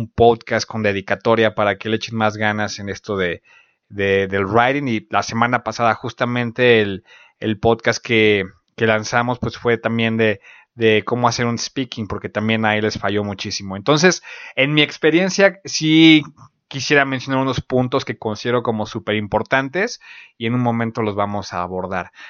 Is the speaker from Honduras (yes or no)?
no; Mexico; del país de donde, de donde yo soy